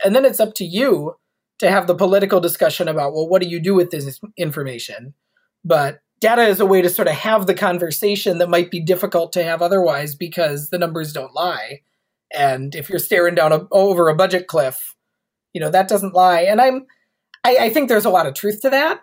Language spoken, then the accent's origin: English; Minneapolis, Minnesota, United States; now in Florida, United States; my hometown of the twin cities in minnesota